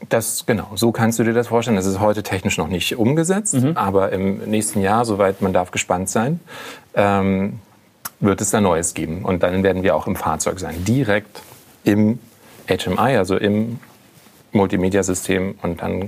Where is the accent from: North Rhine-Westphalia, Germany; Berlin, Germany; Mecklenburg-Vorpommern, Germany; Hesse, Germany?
Berlin, Germany; als Berliner Pflanze ich wohne in Friedrichshain